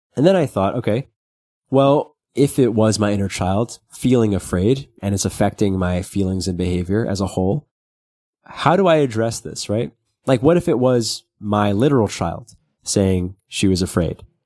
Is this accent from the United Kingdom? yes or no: no; New York City, New York, United States; when you're growing up in Brooklyn.